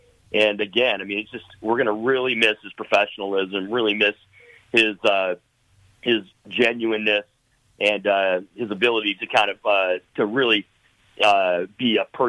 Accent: Michigan, United States; myself growing up in Michigan.

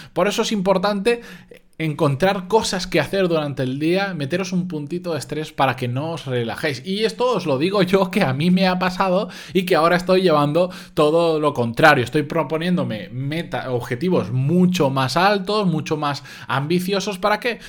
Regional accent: Spain; los que somos de España

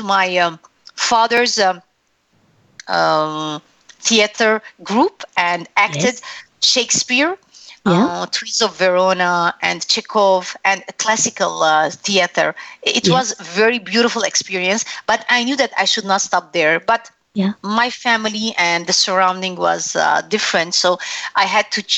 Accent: Lebanon; English is a second language; moved away as an adult; now in Canada; Growing up in Lebanon, it's a little bit different for me when it comes to my culture, because though I was born in Lebanon, I'm Armenian

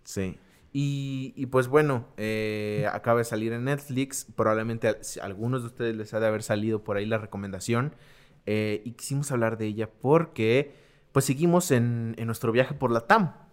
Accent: Mexico; somos los mexicanos

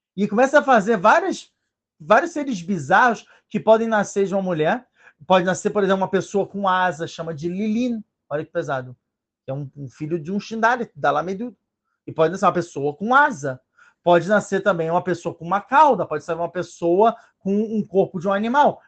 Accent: Rio de Janeiro, Brazil; moved away; eu sou brasileiro, eu tive que voltar ao Brasil para que exatamente para o Rio de Janeiro, exatamente para os lugares onde eu estava

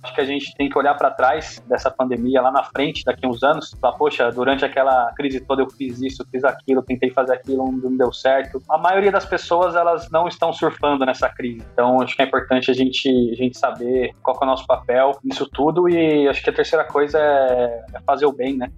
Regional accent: Brazil; como brasileiro

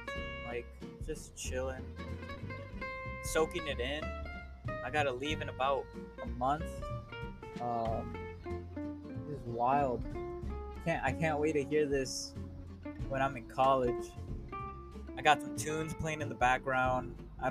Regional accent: Chicago, Illinois, United States; I still think I'm from Chicago. I grew up there. I know that place like the back of my hand.

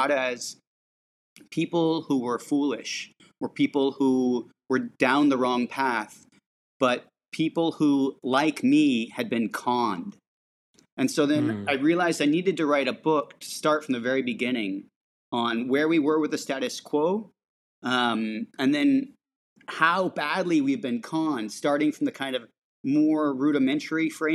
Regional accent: San Francisco, California, United States; I grew up in San Francisco

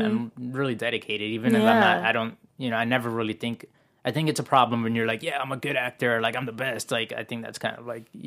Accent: Miami, Florida, United States; moved away; I'm from Miami originally

